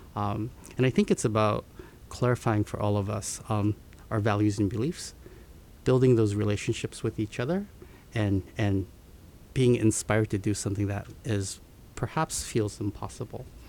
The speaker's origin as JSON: {"language": "English", "town": "Seattle", "region": "Washington", "country": "United States", "tie": "born or raised there", "also_born_or_lived": "Tokyo, Japan", "said": "I was born in Tokyo and moved to um, Seattle when I was six years old with my parents"}